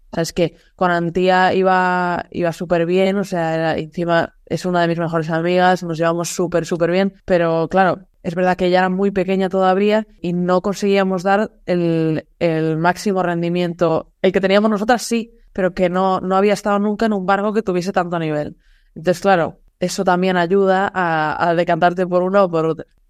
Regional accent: Galicia, Spain; moved away; also born or lived in Seville; yo soy gallega

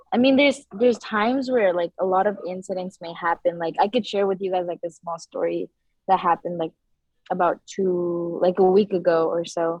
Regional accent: San Rafael, California, United States; I grew up in Centerville in the canal area, and I've been living there since my whole life

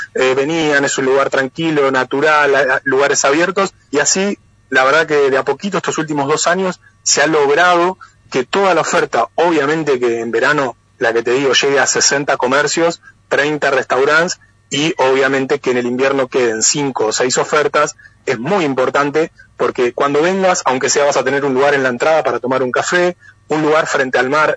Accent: Pehuen Có, Buenos Aires Province, Argentina; nacido y criado, así que estoy eh, acá en mis tierras natales trabajando

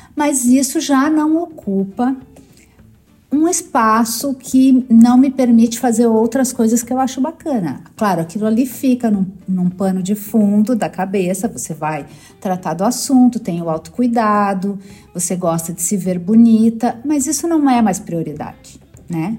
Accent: Rio Grande do Sul, Brazil; eu sou gaúcha e no sul a gente tem essa coisa de pronunciar Adri, em vez de Dri

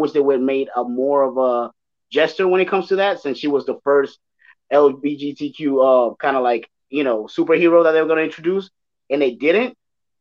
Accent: Los Angeles, California, United States; I grew up around Mexicans, mm-hmm. LA.

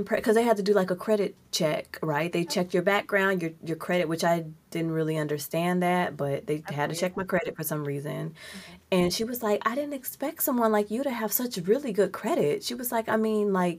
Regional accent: Mississippi, United States; also born or lived in Georgia; now in Seattle, United States; I'm from Mississippi, right? I lived in Georgia

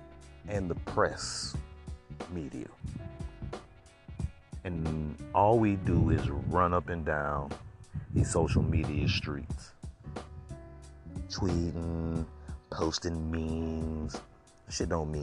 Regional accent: Florida, United States; I'm from Florida

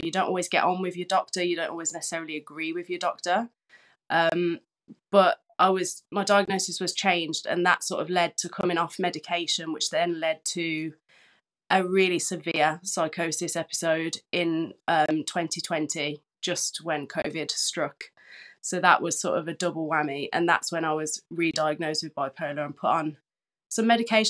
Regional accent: Birmingham, West Midlands, United Kingdom; from Birmingham

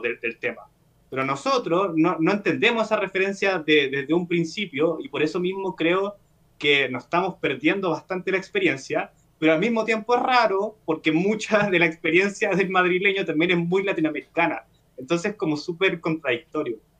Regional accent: Chile; yo como, espectador chileno

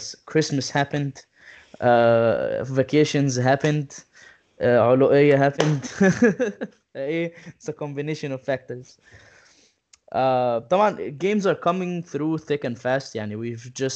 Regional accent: Egypt; moved away; we're all from Egypt

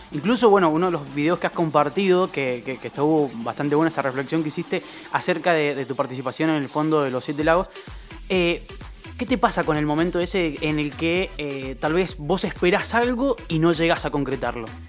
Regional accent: Argentina; somos muchos los argentinos

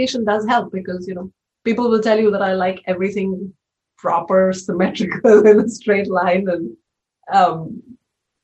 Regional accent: India; moved away as an adult; also born or lived in Mumbai / Bay Area; now in United States; I was born in India and spent the first 22 years of my life there

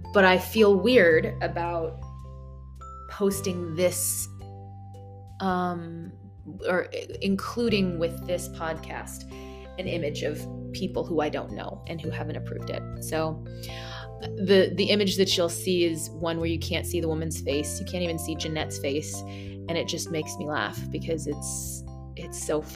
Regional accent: United States; as an American

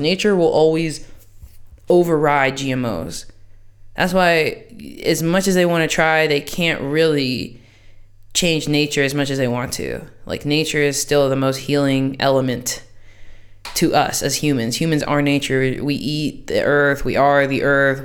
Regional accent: United States; moved away

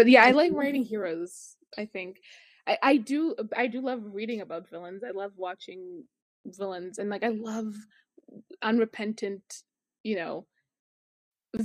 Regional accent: Canada; as a Canadian

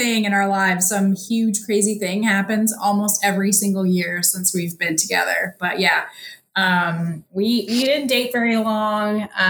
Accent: Ohio, United States; also born or lived in New York City, United States; now in Charlotte, United States; So Nick is from Michigan. I'm from Ohio.

